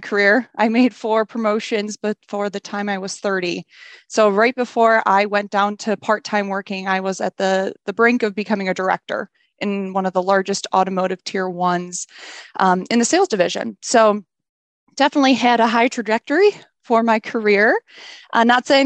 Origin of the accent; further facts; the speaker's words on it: Southeast Michigan, United States; I've been born and raised in Southeast Michigan